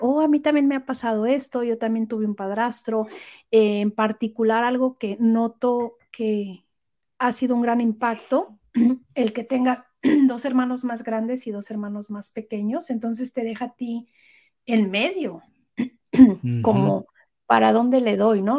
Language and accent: Spanish; Mexico City, Mexico; now in United States; los chilangos somos maravillosos